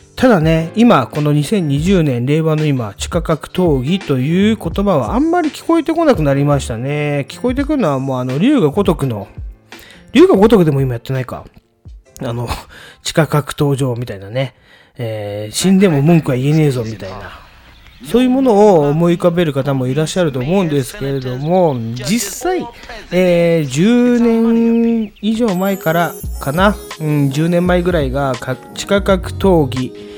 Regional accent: Tokyo, Japan; 私たちの地元ね、まあ、東京東部のストリートニュースなんで、 東部でいう金糸近辺のお話なんですけれども

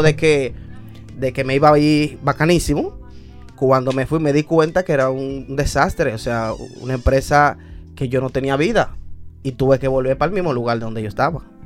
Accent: Dominican Republic; como todo dominicano

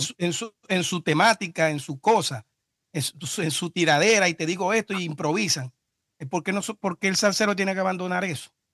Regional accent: Maracaibo, Zulia, Venezuela; yo soy de Maracaibo

